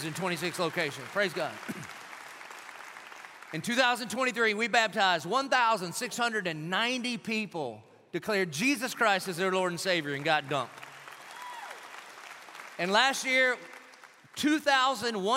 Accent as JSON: {"language": "English", "town": "Dillon", "region": "South Carolina", "country": "United States", "moved": "yes", "lives_now": "Jacksonville, United States", "said": "I was from Dillon"}